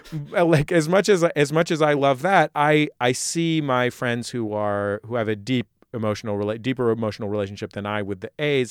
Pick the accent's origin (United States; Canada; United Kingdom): United States; San Francisco, California; I grew up in San Francisco